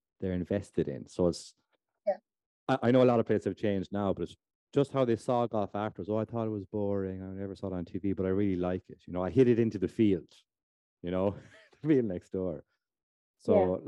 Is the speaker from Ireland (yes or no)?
yes; Lahinch, Munster, Ireland; I'm from Lahinch